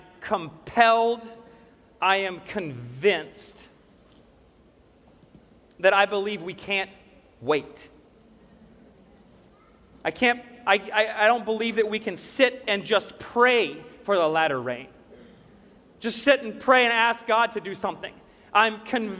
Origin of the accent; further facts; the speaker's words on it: Greeneville, Tennessee, United States; my farm that I grew up on in Greenville, Tennessee